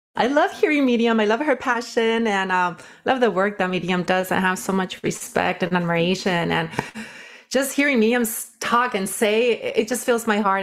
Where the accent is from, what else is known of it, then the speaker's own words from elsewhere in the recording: Watsonville, California, United States; also born or lived in Nayarit, Mexico; I was raised in, uh, Watsonville, California. Grew up working in the field